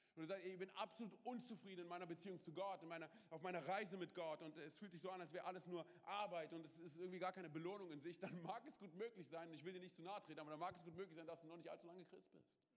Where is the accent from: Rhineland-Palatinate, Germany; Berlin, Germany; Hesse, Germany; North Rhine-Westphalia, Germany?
Berlin, Germany; wir kommen aus Berlin, wir haben auf der Straße, wir haben Sachen gemacht